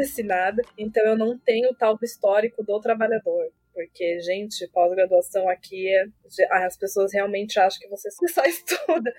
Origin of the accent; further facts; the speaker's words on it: Florianópolis, Santa Catarina, Brazil; Sou manezinha também, pirãozinho, tainha